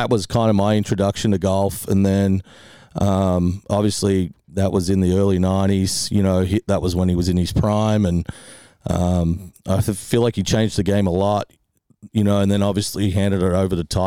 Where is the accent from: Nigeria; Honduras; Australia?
Australia; Melbourne, Victoria; moved away; I grew up in a school in Melbourne that happened to be right next door to a golf club called Huntingdale